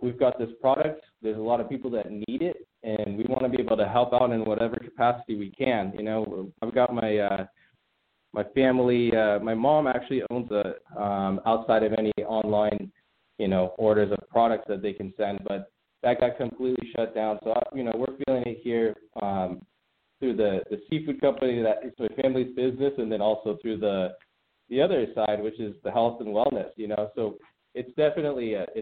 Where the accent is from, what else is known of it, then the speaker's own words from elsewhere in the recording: Redondo Beach, California, United States; also born or lived in Hawthorne, California; Born and raised in the South Bay. You know, born in Hawthorne, then grew up in Redondo Beach and Hollywood Riviera